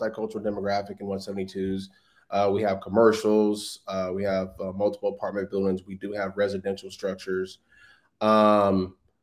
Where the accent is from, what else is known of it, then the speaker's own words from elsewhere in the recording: Los Angeles, California, United States; I grew up in South Central LA. So I'm a city person.